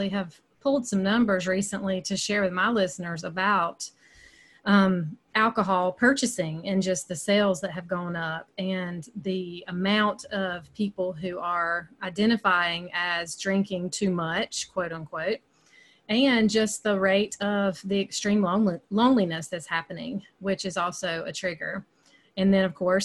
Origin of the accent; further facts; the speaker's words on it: upstate South Carolina, United States; accent: Southern; I live in the upstate of South Carolina, and you can probably tell by my accent, there's some Southern there. I've lived here my entire life. I'm definitely kind of what they call homegrown